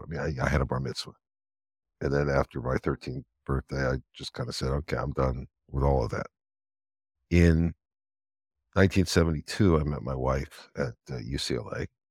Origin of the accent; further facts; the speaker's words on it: Los Angeles, California, United States; now in Israel; I was born in Los Angeles, of the old Cedars of Lebanon Hospital